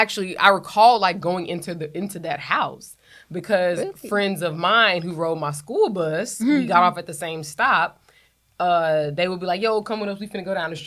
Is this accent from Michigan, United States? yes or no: no; Houston, Texas, United States; moved away as an adult; I'm from Houston, which is very different from growing up in Texas.